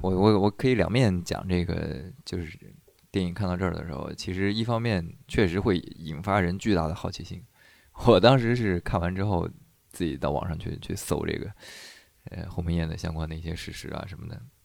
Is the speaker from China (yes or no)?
yes; China; 我们中国人